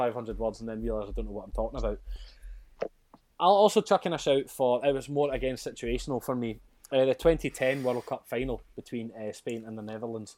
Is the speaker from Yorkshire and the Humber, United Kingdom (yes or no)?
no; Scotland, United Kingdom; I can play the bagpipes because I'm so Scottish